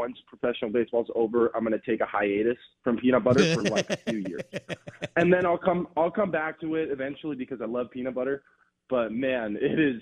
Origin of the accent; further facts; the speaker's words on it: Los Angeles, California, United States; moved away as an adult; also born or lived in Oregon / Mississippi; I'm born and raised in Los Angeles